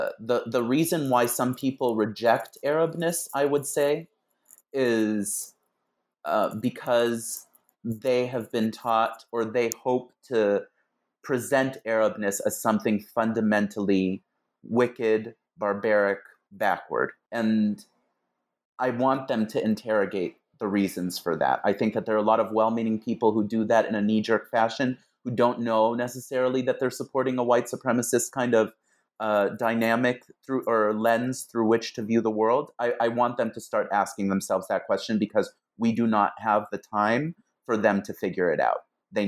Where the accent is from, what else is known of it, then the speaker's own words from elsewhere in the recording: Los Angeles, California, United States; these people recall to me who we were when I was growing up in Los Angeles.